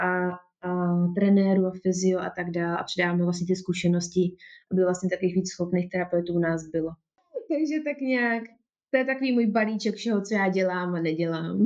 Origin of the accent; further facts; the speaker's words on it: Czechia; moved away as an adult; also born or lived in England; u nás, v České republice